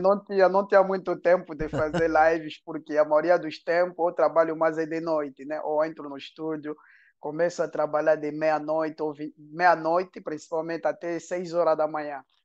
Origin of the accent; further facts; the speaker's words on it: Angola; first language Portuguese; now in France; a minha infância em Angola